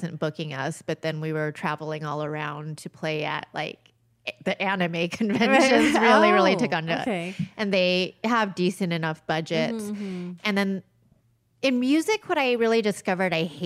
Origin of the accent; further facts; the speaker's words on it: Upland, California, United States; I'm from Upland